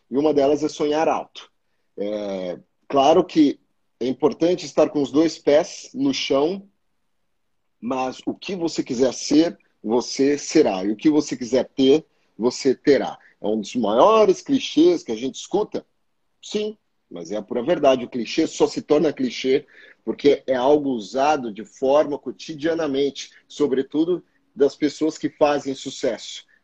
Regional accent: São Paulo, Brazil; also born or lived in Rio de Janeiro; Sou da Zona Leste, é, eu nasci e vivi a minha vida inteira, né, até

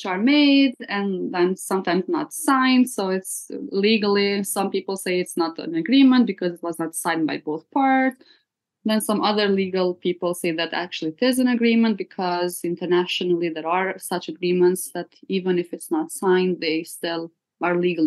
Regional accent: Kosovo; I just moved to a village near my hometown for a few nights

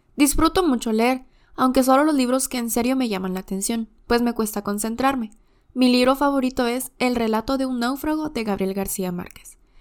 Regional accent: Quetzaltenango, Guatemala; soy de Quetzaltenango

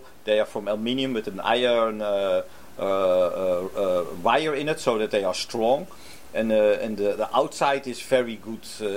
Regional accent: Netherlands; now in Japan; I come from the Netherlands.

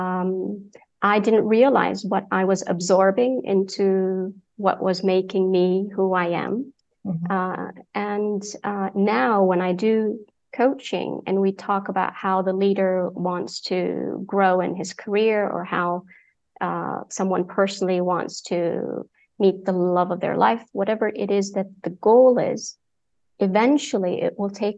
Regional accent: Saudi Arabia; moved away; also born or lived in Egypt / United Kingdom; been born and raised in Saudi Arabia, yet parents from Egypt, so I'm Egyptian by passport

